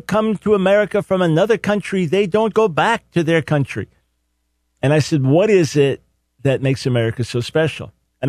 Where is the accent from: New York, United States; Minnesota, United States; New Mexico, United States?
New York, United States; Long Island; moved away as an adult; now in North Carolina, United States; I'm born and raised in New York City and Long Island. Spent the first 6 years in New York City, then raised on Long Island.